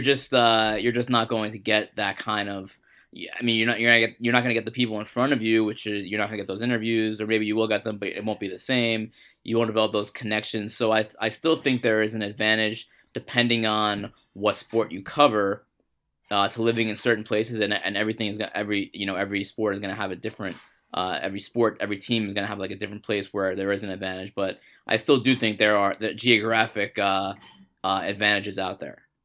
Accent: New York City, New York, United States; I grew up in Queens

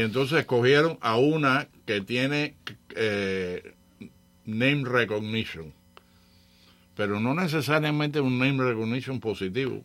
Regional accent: Cuba; nosotros los cubanos

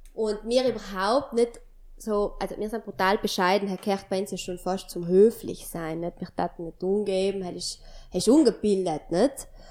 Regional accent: Sarntal, Trentino-Alto Adige, Italy; mein Heimatdorf Sarentein

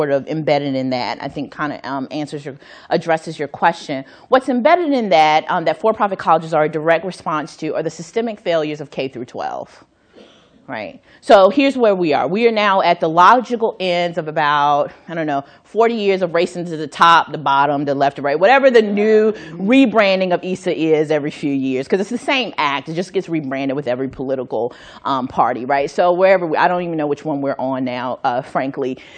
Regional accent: North Carolina, United States; my home state of North Carolina

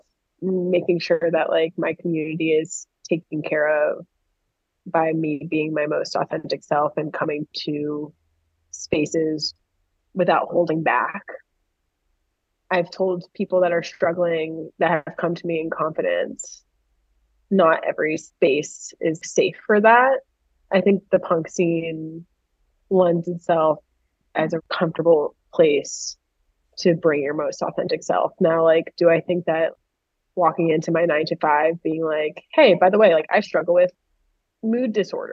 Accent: Miami, Florida, United States; I grew up in Miami

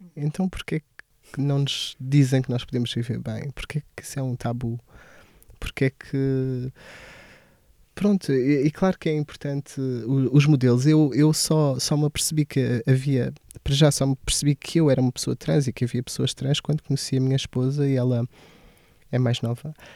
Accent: Portalegre, Alentejo, Portugal; moved away; also born or lived in Santarém; cresci em Porto Alegre. Toda a minha experiência de, até a adolescência foi passada em Porto Alegre.

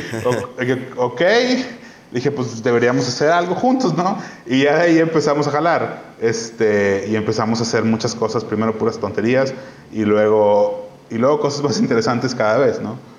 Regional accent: Mexico; also born or lived in Barcelona; de donde eres, en, o sea, en este caso México

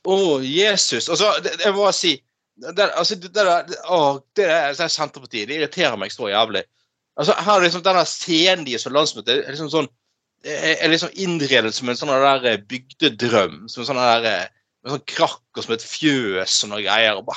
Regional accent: Northern Norway, Norway; accent: Northern Norwegian; På dialekten min i Nord-Norge så sier vi det sånn, liksom.

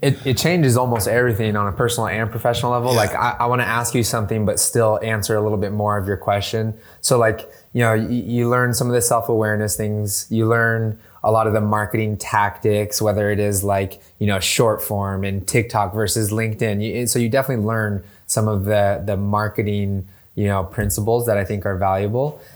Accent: San Diego, California, United States; moved away as an adult; also born or lived in Bay Area, California; now in San Diego, United States; I'm originally from San Diego

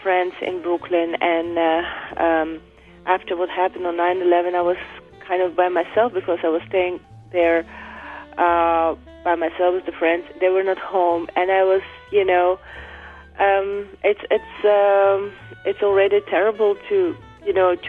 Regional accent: Azerbaijan; now in New York, United States; I grew up in Azerbaijan, which is part of former Soviet Union

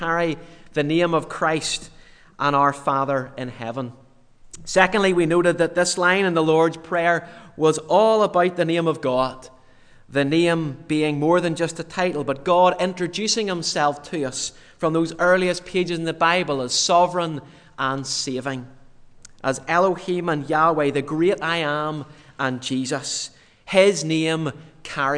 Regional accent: Yorkshire and the Humber, United Kingdom; I was born in Yorkshire in the north of England.

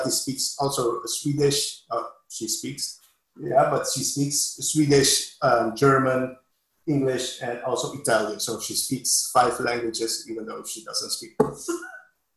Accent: Curaçao; English is a second language

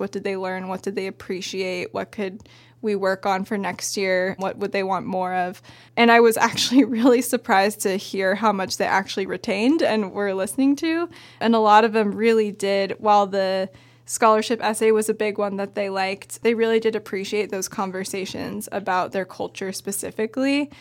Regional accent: Bend, Oregon, United States; I grew up in Bend, went to Summit High School

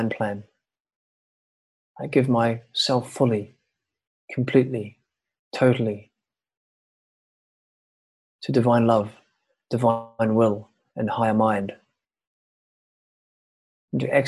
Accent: New Zealand; moved away as an adult; also born or lived in Ibiza; now in Thailand; I'm from New Zealand. I've been away traveling

